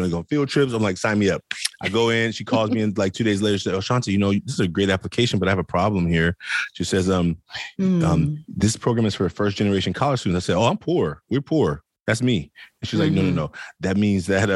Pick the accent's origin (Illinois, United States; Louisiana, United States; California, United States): California, United States; Oakland; I grew up in Oakland, California, poor boy